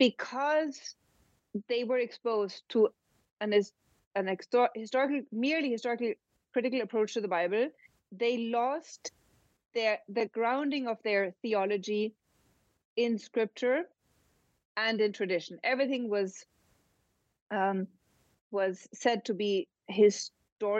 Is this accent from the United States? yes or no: no; Germany; Germany, and that's my home country